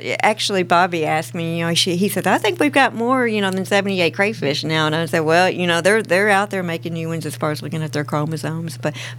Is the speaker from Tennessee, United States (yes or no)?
yes; Nashville, Tennessee, United States; I'm still on the same farm I grew up on. I went to school 8th and Broad, even Fog. So you don't get much more Nashvilleian than that. I'm from Nashville, from Tennessee